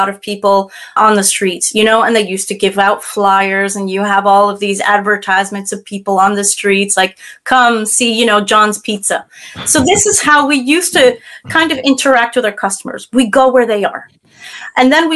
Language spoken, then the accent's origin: English; United States; now in France; based out of France myself, I am an American